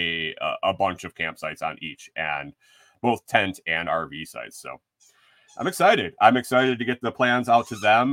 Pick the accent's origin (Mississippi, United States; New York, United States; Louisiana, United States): New York, United States; Western; moved away; Growing up in Western New York, around all the wineries in the Finger Lakes region